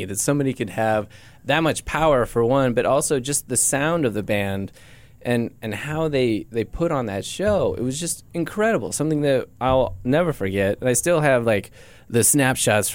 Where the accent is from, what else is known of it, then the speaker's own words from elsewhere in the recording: Beulah, United States; growing up in Beulah, where there was nothing, but nice